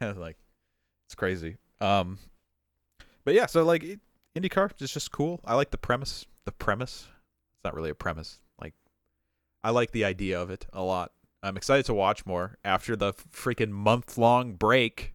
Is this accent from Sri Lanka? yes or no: no; Superior, Wisconsin, United States; moved away; I grew up in Superior.